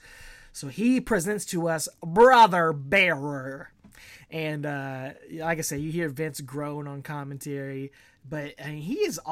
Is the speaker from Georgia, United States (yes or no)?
yes; Augusta, Georgia, United States; we're both originally from Augusta, Georgia.